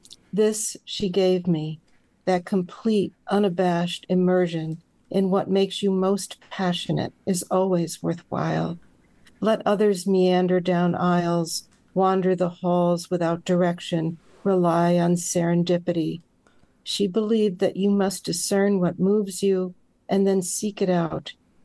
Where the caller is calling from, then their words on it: Saratoga Springs, New York, United States; Saratoga Springs, New York.